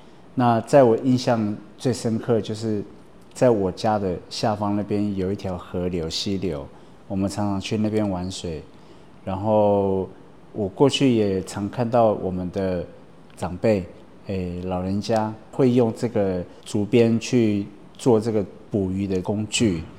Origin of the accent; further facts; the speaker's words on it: Lalashan, Taoyuan, Taiwan; also born or lived in Sanguang; 我我是上巴林部落出生在拉拉山，对，那我第二个小的故乡是在三光地区，也就是野亨。